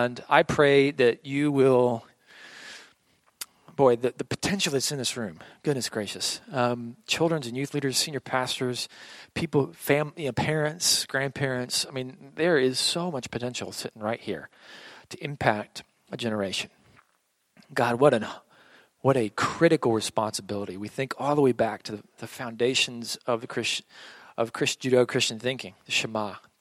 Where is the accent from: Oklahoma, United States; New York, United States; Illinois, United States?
Oklahoma, United States; I grew up in Oklahoma, a very old school Pentecostal church